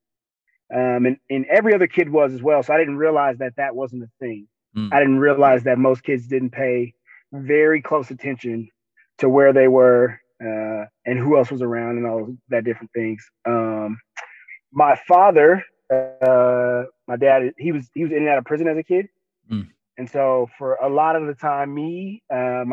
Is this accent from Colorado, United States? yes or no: yes; Denver, Colorado, United States; I was born and raised in Denver, Colorado, Five Points